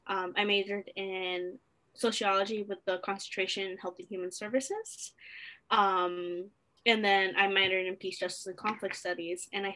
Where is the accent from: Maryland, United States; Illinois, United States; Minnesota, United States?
Illinois, United States; Chicago; born there; also born or lived in New Jersey / Nevada / Virginia / Delaware; I was born in Chicago, Illinois, but I grew up in a military family because my dad was in the Air Force. So I got to live in New Jersey, in Nevada, Virginia, and a little bit in Delaware.